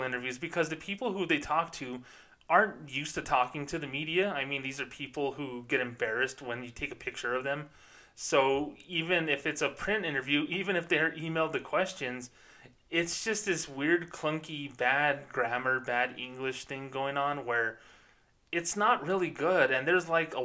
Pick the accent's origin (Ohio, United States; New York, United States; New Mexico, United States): New Mexico, United States; Socorro; born or raised there